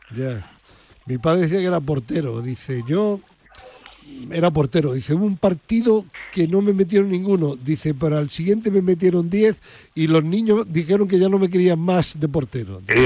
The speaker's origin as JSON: {"language": "Spanish", "town": "Granada", "region": "Andalusia", "country": "Spain", "said": "como dicen en mi tierra, en Granada"}